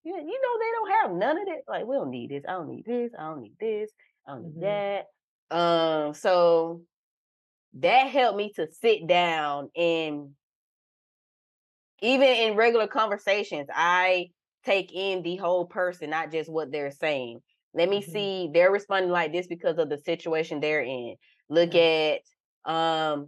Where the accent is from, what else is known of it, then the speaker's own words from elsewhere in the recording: Valdosta, Georgia, United States; now in Texas, United States; I am from Love Admire, the 229 South Georgia. Valdosta